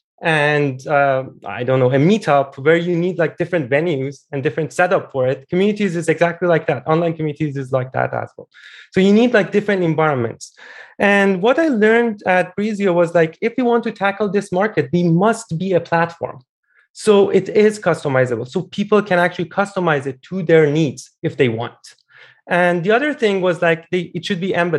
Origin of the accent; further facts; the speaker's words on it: Iran; moved away; I'm originally Iranian. I built a dating app back in my home country